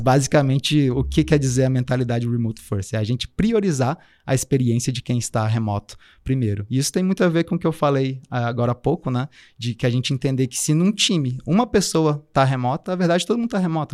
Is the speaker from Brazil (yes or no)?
yes; Brasília, Federal District, Brazil; moved away as an adult; now in Florianópolis, Brazil; Eu, eu vim de Brasília, né? Estou passando um tempo em Floripa agora, mas eu sou originalmente de Brasília